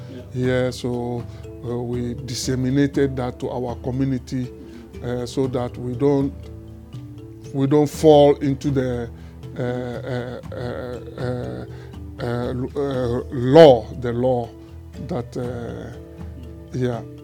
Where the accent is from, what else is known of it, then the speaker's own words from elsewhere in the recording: Volta, Ghana; moved away as an adult; also born or lived in Togo; now in Netherlands; I was born in Togo and then uh, grew up in Ghana, uh, the, the, the, part of Ghana known as the Volta region. That is where I grew up.